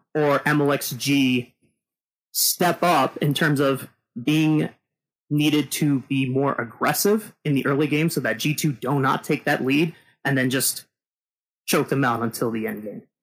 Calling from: Salt Lake City, Utah, United States; I am calling from Salt Lake City, Utah

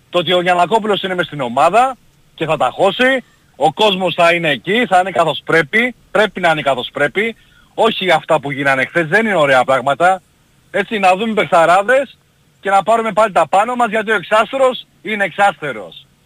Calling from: Brisbane, Queensland, Australia; είμαι από το Brisbane.

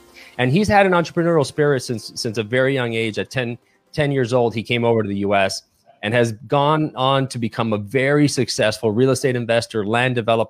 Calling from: Miami, Florida, United States; I come to you from Miami, Florida, and we do this each and every week.

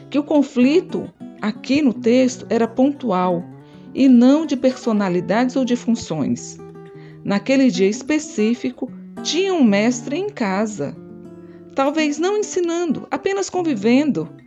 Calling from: Fortaleza, Ceará, Brazil; Falo de Fortaleza e sou do Cebi Ceará.

